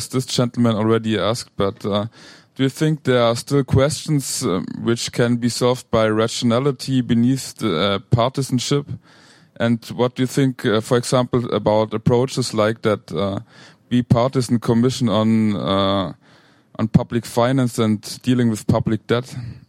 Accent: Germany; moved away as an adult; now in United States; I'm from Germany, and I'm here working for Men's Health Network.

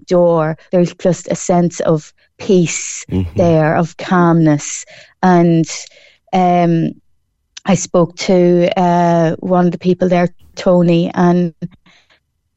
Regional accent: Ireland; also born or lived in Newmarket / Kanturk; the people in my hometown of Colleville and Cross Midlen

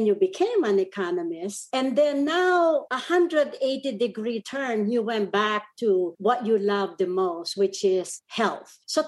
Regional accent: Central Luzon, Philippines; first language Kapampangan; English is a second language; moved away as an adult; now in United States; I'm fluent in Kapampangan, which is the native language. And she was shocked. She was shocked that I've been in the U.S. for 40 years and I'm fluent on my own local language plus Tagalog, which is the national language in the Philippines.

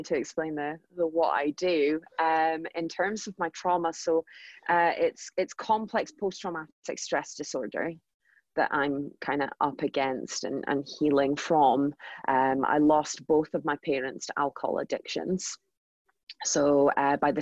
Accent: Aberdeen, Scotland, United Kingdom; moved away as an adult; also born or lived in London; I moved from London, so working in the financial district in London, back up to sunny Aberdeen.

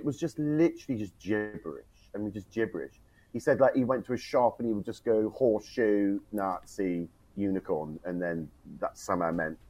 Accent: Devon, South West England, United Kingdom; when I grew up in Devon

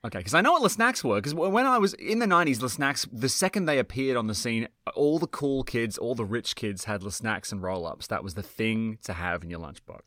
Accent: New South Wales, Australia; I'm from New South Wales

